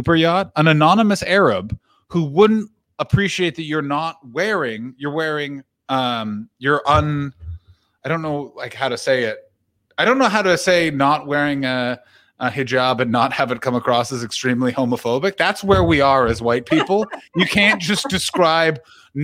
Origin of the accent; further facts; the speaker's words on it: Ottawa, Ontario, Canada; also born or lived in Toronto / England; now in Los Angeles, United States; I'm from Ottawa. Actually, I'm from Toronto, but I grew up in Ottawa